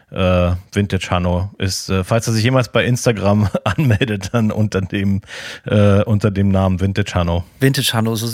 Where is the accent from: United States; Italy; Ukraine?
United States; Florida; Es ist importiert aus meiner alten Heimat.